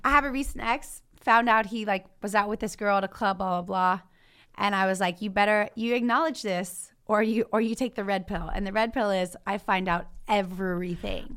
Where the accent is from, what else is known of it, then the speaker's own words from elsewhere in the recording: Louisiana, United States; moved away; also born or lived in Baton Rouge, Louisiana; I grew up in that farm town, so that's my hometown